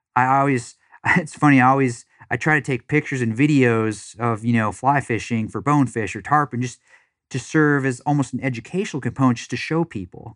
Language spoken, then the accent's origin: English; Wisconsin, United States; also born or lived in Florida; now in Dallas, United States; I grew up in Wisconsin